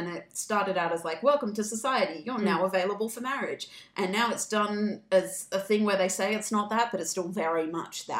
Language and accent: English; Australia; I am Australian